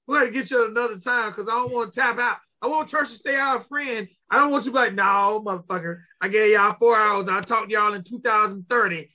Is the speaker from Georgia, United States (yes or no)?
yes; Georgia, United States; I'm from Georgia